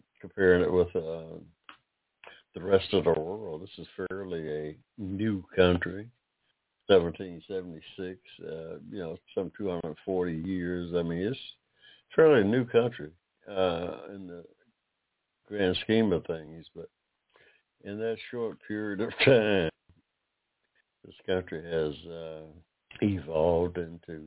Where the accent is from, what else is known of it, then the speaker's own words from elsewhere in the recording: United States; I'm an American, by the way, of African descent.